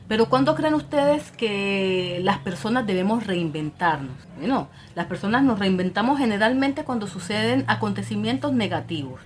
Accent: Colombia; yo soy colombiana

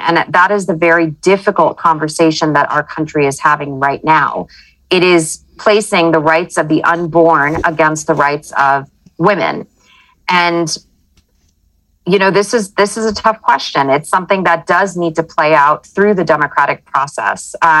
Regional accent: United States; as an American, I was born and raised in the United States

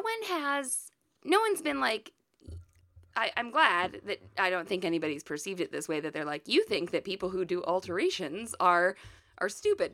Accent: Midwest, United States; we're from the Midwest, we're, we're in the middle of the country, middle of the United States

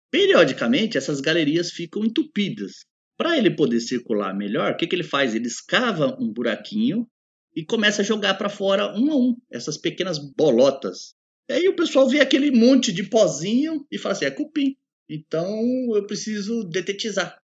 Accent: São Paulo, Brazil; eu conheço cupim, eu sou do interior, até puxo R, principalmente o paulista. Eu sou paulista. Eu conheço cupim, vivi no interior e já sei como é que é.

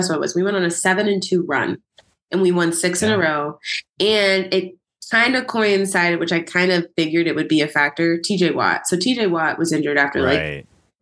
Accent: Western Maryland, United States; we are from Western Maryland, which means, because people don't understand it, so it makes sense. We are 2 hours south of Pittsburgh.

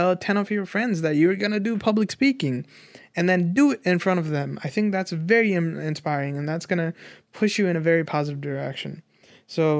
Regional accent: Nepal; I grew up in Nepal without internet

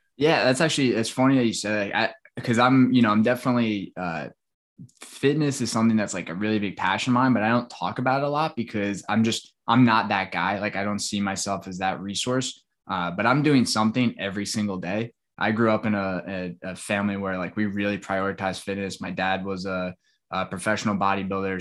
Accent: Long Island, New York, United States; now in Tampa, United States; where I grew up on Long Island

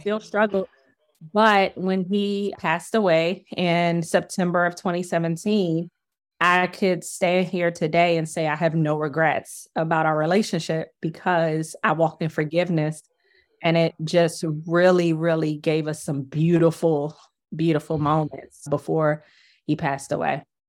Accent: Washington, District of Columbia, United States; I grew up in Washington, D C during the eighties and the nineties

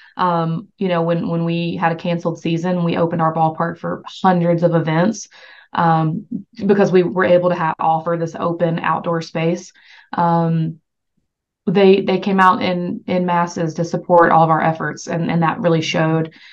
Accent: the South, United States; I'm from the South

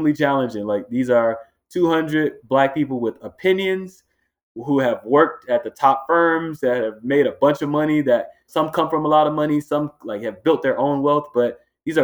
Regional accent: Miami, Florida, United States; moved away as an adult; also born or lived in Los Angeles, California; now in Boston, United States; growing up in Miami, Florida

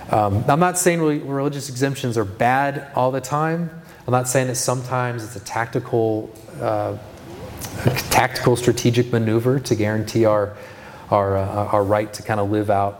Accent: California, United States; moved away; I grew up in California

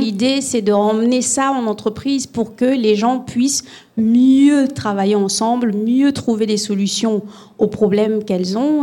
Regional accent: Gabon; moved away; Moi, je viens du Gabon. Et je suis métisse gabonaise, camerounaise

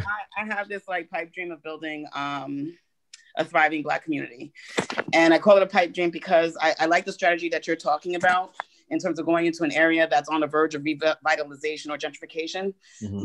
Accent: New York, United States; I'm from New York

